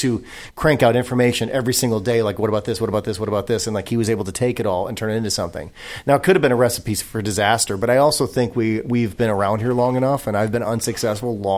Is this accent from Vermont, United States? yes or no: no; Racine, Wisconsin, United States; now in Los Angeles, United States; I grew up in Racine, Wisconsin.